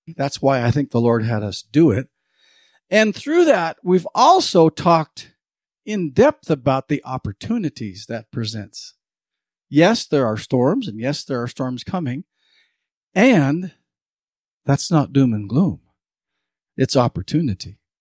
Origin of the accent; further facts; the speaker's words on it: Montana, United States; now in Fernley, Nevada, United States; I grew up in Montana